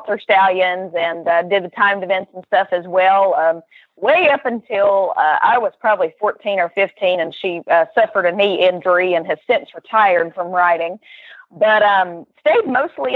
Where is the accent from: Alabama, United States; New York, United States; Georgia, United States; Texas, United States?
Alabama, United States; I was the only family member who was born in the state of Alabama.